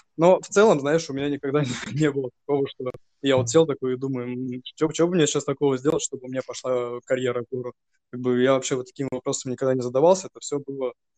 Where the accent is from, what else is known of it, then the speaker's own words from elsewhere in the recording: Novosibirsk, Novosibirsk Oblast, Russia; Я с э, Новосибирска, это мой родной город, где я, в принципе, и вырос, и сейчас живу